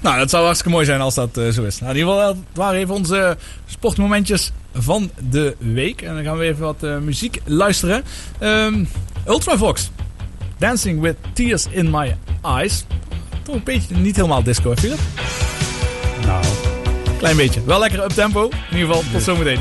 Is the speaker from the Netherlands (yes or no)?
yes; Netherlands; als Nederlanders